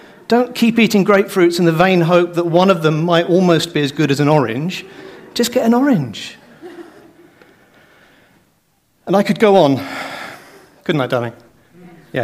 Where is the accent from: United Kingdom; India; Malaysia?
United Kingdom; also born or lived in Ireland; as a Brit, actually, according to my passport now, an Irishman